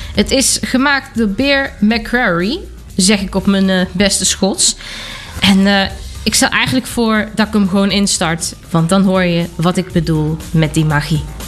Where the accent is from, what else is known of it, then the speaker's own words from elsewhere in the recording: Germany; hier in Duitsland, daar waar ik vandaan kom